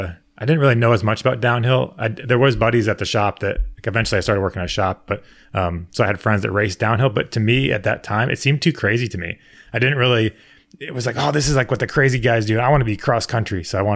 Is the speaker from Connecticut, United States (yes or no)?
yes; Connecticut, United States; I grew up in Connecticut.